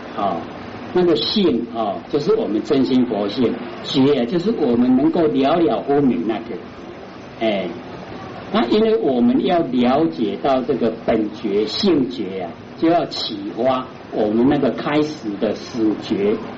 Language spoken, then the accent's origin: Chinese; Taiwan; 我们台湾话说“俩卡俩手”